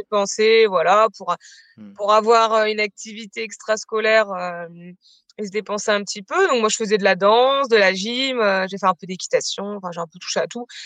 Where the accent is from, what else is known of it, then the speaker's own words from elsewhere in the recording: Bayeux, Normandy, France; moved away as an adult; also born or lived in Caen; now in Mende, France; je suis originaire de Normandie, j'ai j'ai passé toute mon enfance jusqu'à mes 18 ans à Bayeux, donc c'est une ville, euh, une ville dans le Calvados.